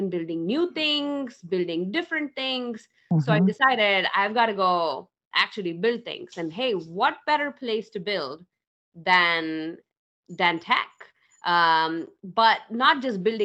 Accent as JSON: {"language": "English", "country": "India", "tie": "born or raised there", "moved": "yes", "said": "I grew up in India, in a small town in India"}